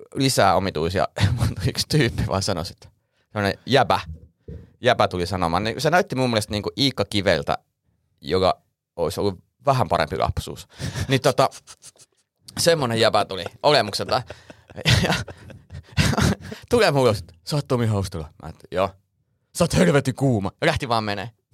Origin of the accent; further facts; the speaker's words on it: Suolahti, Central Finland, Finland; moved away; mä kotoisin Suolahdesta, niin siellä oikeastaan ainoa viikonlopputoiminta oli ajaa kaupunkia ympäri